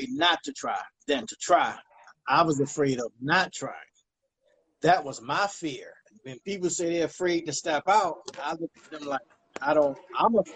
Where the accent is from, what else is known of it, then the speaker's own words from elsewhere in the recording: Baltimore, Maryland, United States; also born or lived in South Carolina; I was born in Maryland, Baltimore, Maryland. I grew up between South Carolina and Maryland